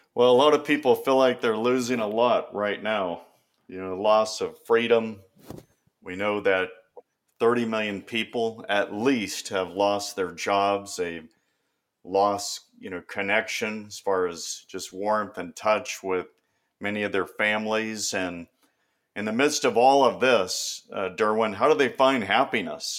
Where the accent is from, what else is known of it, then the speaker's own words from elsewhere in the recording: Bay Area, California, United States; I grew up in the Bay Area, you know, forty-niners and Raiders.